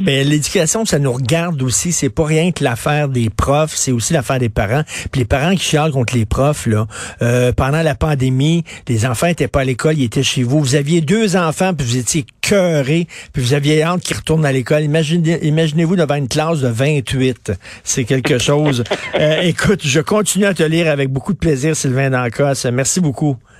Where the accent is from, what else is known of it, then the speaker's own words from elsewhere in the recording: Montreal, Quebec, Canada; Je viens d'un milieu très populaire. Je viens de Verdun, le quartier pauvre de Verdun